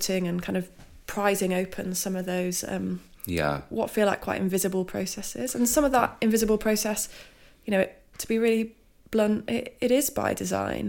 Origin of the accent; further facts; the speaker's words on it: Lancashire-Cumbria border, South Lake District, North West England, United Kingdom; moved away; also born or lived in London; I grew up on the Lancashire-Cumbria border. I went to school in the South Lake District.